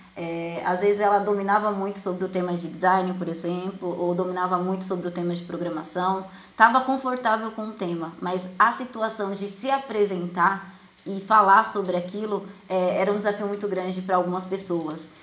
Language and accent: Portuguese; Jandira, São Paulo, Brazil; eu sou de Jandira, São Paulo